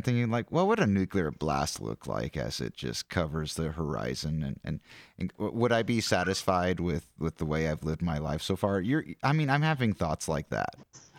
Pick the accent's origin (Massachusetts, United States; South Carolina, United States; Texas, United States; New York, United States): South Carolina, United States; I'm a weirdo from Carolina.